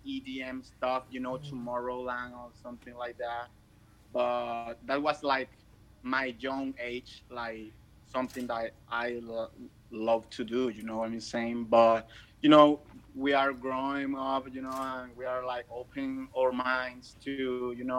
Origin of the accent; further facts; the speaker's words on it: Maracay, Aragua, Venezuela; I'm from Venezuela, Maracay